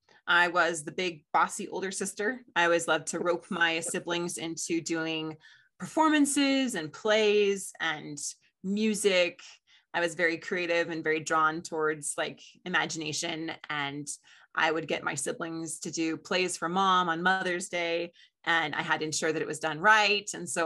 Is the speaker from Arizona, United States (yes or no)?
no; Colorado, United States; also born or lived in Ohio / Chicago; I was born in Denver, Colorado, and then we moved to Ohio and then to Chicago and then back to Colorado.